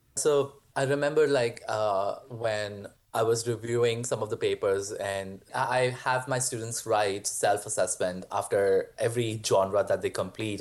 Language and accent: English; India; moved away as an adult; also born or lived in Mankato, Minnesota, United States; now in United States; I grew up in India